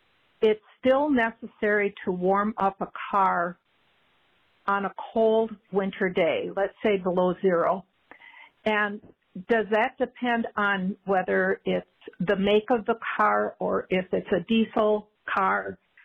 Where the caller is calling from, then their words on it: Minnesota, United States; I'm calling from Minnesota.